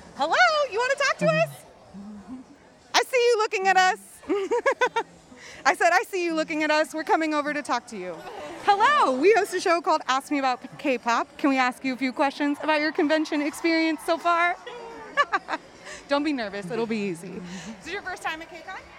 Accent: Austin, Texas, United States; We grew up in Austin

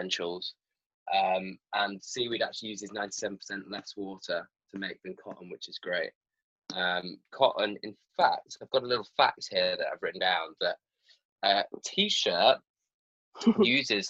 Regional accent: Yorkshire and the Humber, United Kingdom; now in London, United Kingdom; I'm from Yorkshire

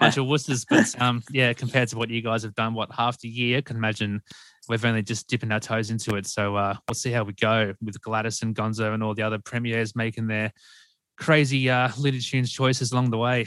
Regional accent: Sydney, New South Wales, Australia; being born and raised in Sydney

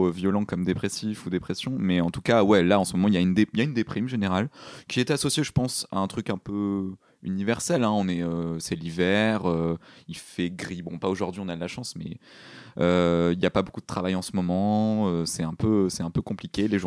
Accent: Paris, Île-de-France, France; Donc oui, parce qu'on est des Parisiens évidemment, sinon c'est pas drôle.

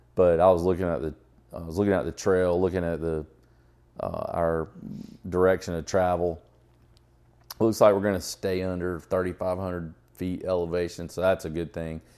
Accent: Atlanta, Georgia, United States; growing up in Atlanta area

